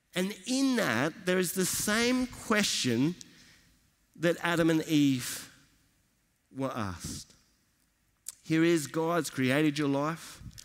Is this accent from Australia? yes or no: yes; Australia; from Australia